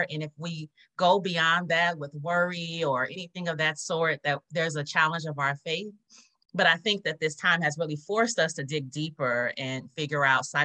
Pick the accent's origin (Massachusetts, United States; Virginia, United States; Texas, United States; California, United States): California, United States; Los Angeles; now in Houston, United States; I'm from Los Angeles originally, and I've been in Houston 20 years.